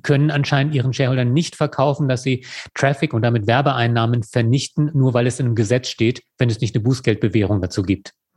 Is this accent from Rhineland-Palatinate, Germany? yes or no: no; Lower Saxony, Germany; now in Würzburg, Germany; ich gebürtiger Niedersachse bin